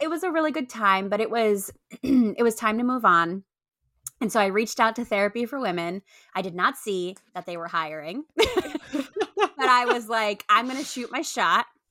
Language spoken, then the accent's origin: English; Puerto Rico; moved away as an adult; also born or lived in upstate New York; I grew up in upstate New York, and then I grew up in Puerto Rico